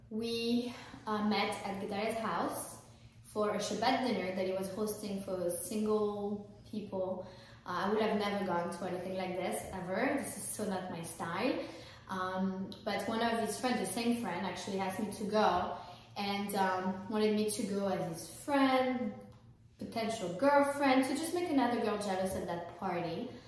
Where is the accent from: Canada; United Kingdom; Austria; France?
France; moved away; I'm French, I'm not American.